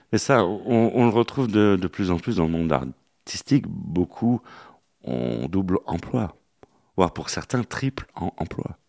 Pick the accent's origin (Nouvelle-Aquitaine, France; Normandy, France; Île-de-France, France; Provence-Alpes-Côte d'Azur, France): Île-de-France, France; Paris; nous, les Parisiens. Hein. On dit qu'on n'a pas d'accent.